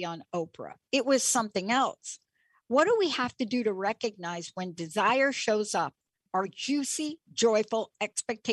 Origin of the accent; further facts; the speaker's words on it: New York, United States; I'm from New York